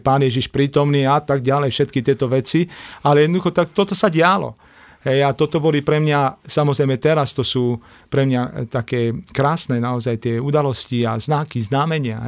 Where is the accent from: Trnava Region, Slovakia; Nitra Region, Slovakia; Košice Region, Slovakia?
Košice Region, Slovakia; Košice; vyrastal som v Košiciach